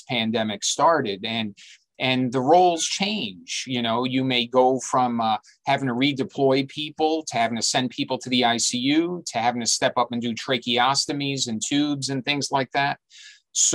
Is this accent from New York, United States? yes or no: yes; New York City, New York, United States; I was born and raised here. I've been here my whole life.